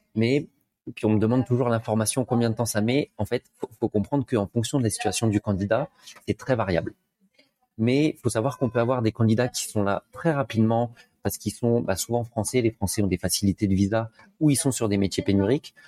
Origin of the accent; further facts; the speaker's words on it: France; moved away as an adult; now in Montreal, Canada; je suis français, comme ça s'entend